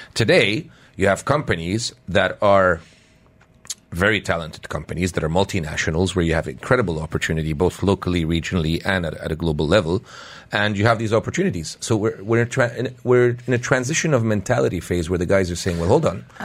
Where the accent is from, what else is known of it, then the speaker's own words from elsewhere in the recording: Canada; now in United Arab Emirates; when we were growing up in Canada